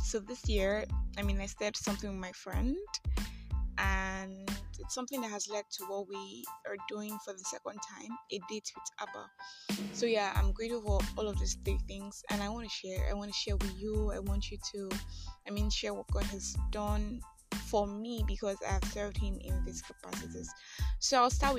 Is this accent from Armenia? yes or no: no; Nigeria; I am that Nigerian Christian alcoholic